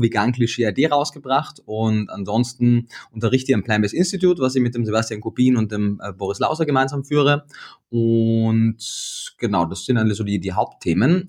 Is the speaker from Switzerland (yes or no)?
no; Austria; moved away as an adult; now in Berlin, Germany; bin ich gebürtiger Österreicher